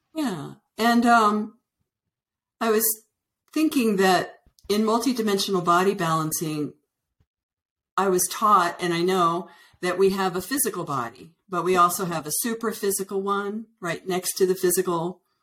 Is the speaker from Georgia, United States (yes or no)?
no; Northern Virginia, United States; also born or lived in Washington D.C. / Colorado; now in Santa Fe, United States; I was originally born in Washington D.C. and I was raised in Northern Virginia